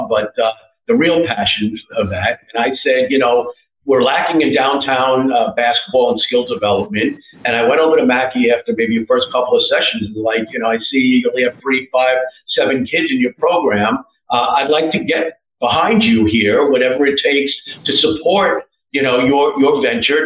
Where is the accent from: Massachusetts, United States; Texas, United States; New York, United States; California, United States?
New York, United States; New York City; I grew up in Greenwich Village playing basketball. I played at Stuyvesant High School and on the streets of downtown Manhattan